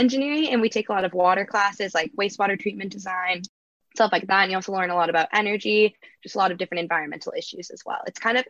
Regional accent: Danville, California, United States; I'm a senior studying environmental engineering. I'm from Danville, California, which is outside of San Francisco.

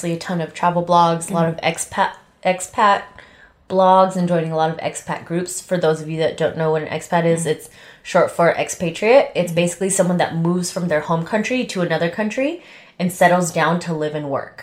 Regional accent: United States; also born or lived in Las Vegas; As an American

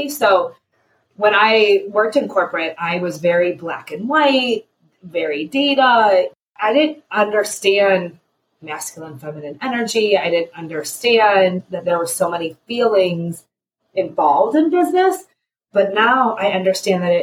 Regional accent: Cleveland, Ohio, United States; I am a mama from Cleveland, Ohio.

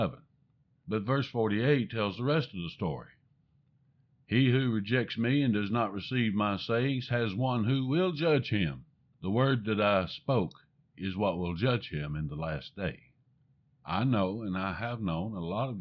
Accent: the American South, United States; I'm a Southerner, and I have difficult enough time speaking the English language

